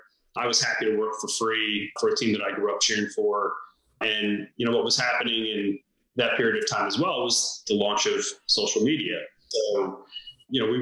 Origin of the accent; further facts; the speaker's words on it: Sarasota, Florida, United States; I grew up in Sarasota, Florida